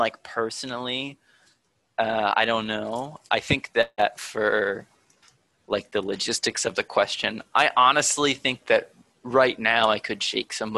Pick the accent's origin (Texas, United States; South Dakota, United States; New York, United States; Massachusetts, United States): Massachusetts, United States; Attleboro; I'm from Attleboro, which is southeast Massachusetts, like 25 minutes from Providence and an hour from Boston